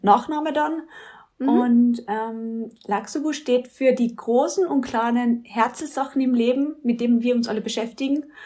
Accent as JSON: {"language": "German", "area": "Mölltal", "region": "Carinthia", "country": "Austria", "lives_now": "Villach, Austria", "said": "Ich bin aus Kärnten, also so wie die Betty A, aber halt von ganz oben, aus dem Mölltal"}